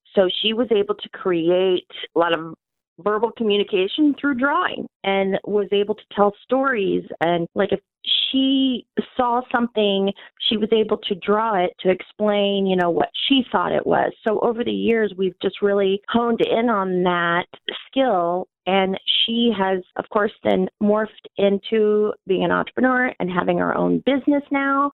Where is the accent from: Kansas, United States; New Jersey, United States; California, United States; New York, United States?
Kansas, United States; Gardner; in Gardner, my hometown